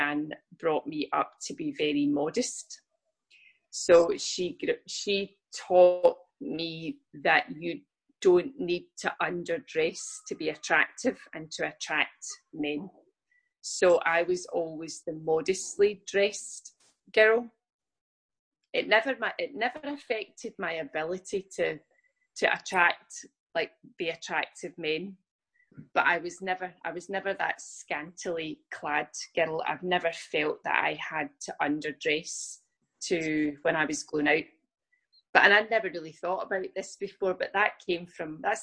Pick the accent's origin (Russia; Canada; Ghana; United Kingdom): United Kingdom; Scotland; I'm from the UK, I'm from Scotland